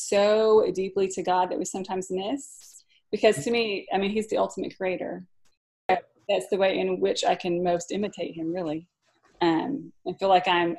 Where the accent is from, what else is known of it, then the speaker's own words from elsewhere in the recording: Pocahontas, Arkansas, United States; growing up in Pocahontas, Arkansas